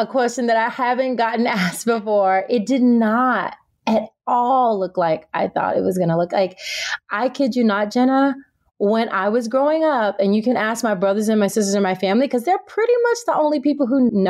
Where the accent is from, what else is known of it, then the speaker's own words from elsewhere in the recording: Tennessee, United States; now in California, United States; I was raised in Tennessee and I now live in California